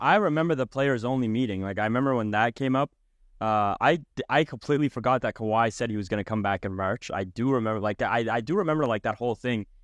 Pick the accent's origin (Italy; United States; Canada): Canada; I am Canadian